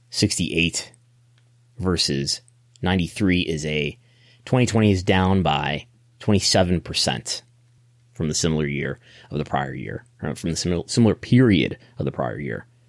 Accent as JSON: {"language": "English", "country": "United States", "said": "go to my home country, the United States"}